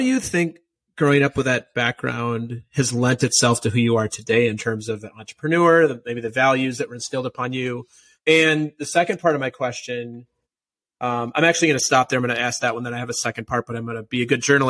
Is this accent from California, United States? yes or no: no; Minnesota, United States; I'm from Minnesota, so I've been to Iowa a lot.